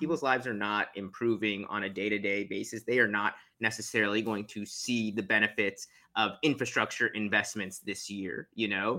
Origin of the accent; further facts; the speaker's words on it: Houston, Texas, United States; I'm from Houston, Texas, and there's a massive Muslim community there